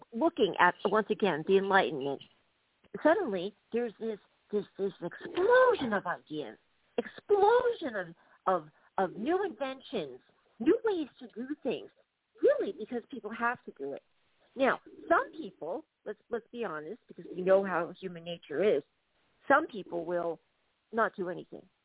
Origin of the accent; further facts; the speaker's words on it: United States; moved away as an adult; now in Dublin, Ireland; I'm an American citizen